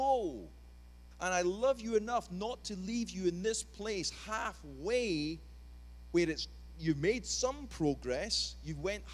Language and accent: English; Scotland, United Kingdom; as we would say in Scotland, peely wally.